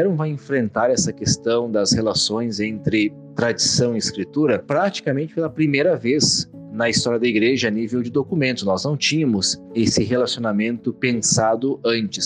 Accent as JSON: {"language": "Portuguese", "town": "Caxias do Sul", "region": "Rio Grande do Sul", "country": "Brazil", "tie": "born or raised there", "moved": "as an adult", "lives_now": "Rome, Italy", "said": "padre da Diocese de Caxias do Sul, no interior do Rio Grande do Sul, onde nasci e fiz toda a minha, a minha formação inicial até o mestrado, e hoje moro em Roma"}